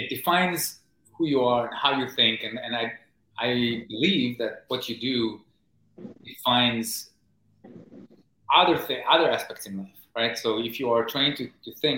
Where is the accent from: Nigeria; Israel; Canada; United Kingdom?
Israel; moved away as an adult; now in New York City, United States; I grew up in Israel in the 1980s, and as a teenager in the 90s.